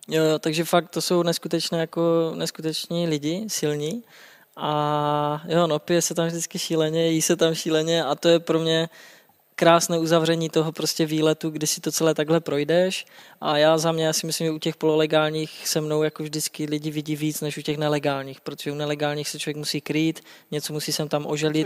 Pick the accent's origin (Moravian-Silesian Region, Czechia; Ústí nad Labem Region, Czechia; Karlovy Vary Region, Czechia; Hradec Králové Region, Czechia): Moravian-Silesian Region, Czechia; Třinec; moved away as an adult; now in Prague, Czechia; já pocházím z Třince a to je kousek jako to je tři kilometry do Polska, tři kilometry na Slovensko